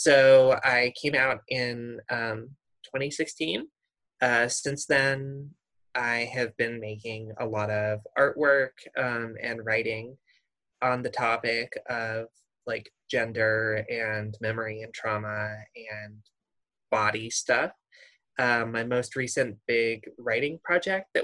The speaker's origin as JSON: {"language": "English", "region": "Midwest", "country": "United States", "tie": "born or raised there", "said": "I grew up in the Midwest"}